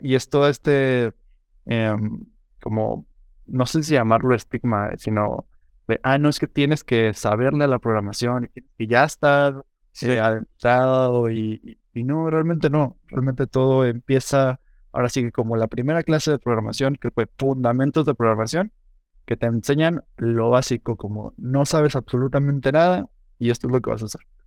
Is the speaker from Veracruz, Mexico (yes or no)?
no; Morelia, Michoacán, Mexico; now in San Luis Potosí, Mexico; yo no soy de, de, aquí de San Luis, em, yo crecí en Morelia, Michoacán.